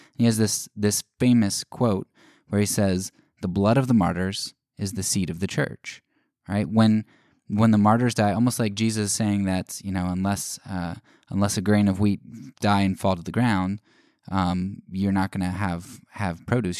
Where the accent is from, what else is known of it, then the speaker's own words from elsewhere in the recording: United States; as an American